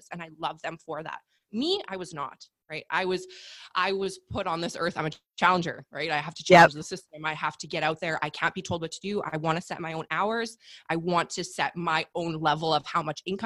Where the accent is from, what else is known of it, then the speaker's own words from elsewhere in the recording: Canada; I'm Canadian. So I got a year of maternity leave with my first son